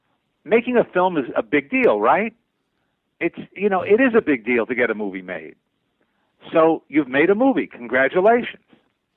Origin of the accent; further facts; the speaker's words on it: Teaneck, New Jersey, United States; moved away as an adult; also born or lived in Manhattan, New York; now in Los Angeles, United States; I grew up in the New York area. I was born in Manhattan. I grew up in Teaneck, New Jersey. Spent most of my adolescence, you know, in and around New York